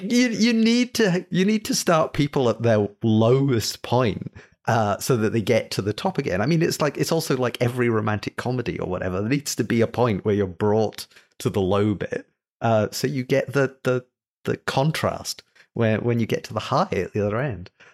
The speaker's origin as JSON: {"language": "English", "region": "Scotland", "country": "United Kingdom", "said": "being British, Scottish"}